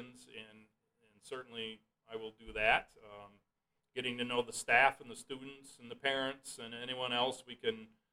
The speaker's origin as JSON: {"language": "English", "town": "Hart", "region": "Michigan", "country": "United States", "tie": "born or raised there", "said": "my parents were both teachers in Hart, so, you know, kind of born and raised and grew up in that environment."}